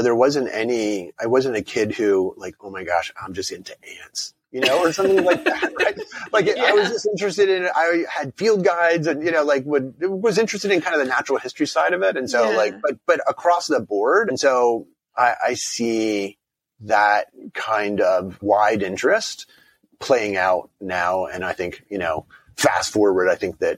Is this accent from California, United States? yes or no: no; Harrisburg, Pennsylvania, United States; moved away; Grew up in South Central Pennsylvania outside of Harrisburg.